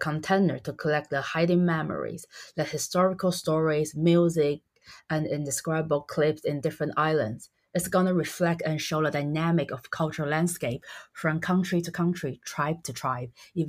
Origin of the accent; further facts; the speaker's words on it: Taiwan; also born or lived in Cambridge, United Kingdom; as Taiwanese